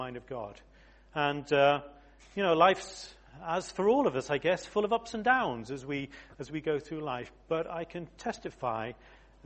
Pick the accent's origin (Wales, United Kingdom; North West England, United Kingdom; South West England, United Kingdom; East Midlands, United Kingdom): South West England, United Kingdom; Exeter; moved away; I was born in Exeter, would you believe? I'm a real southerner, a yokel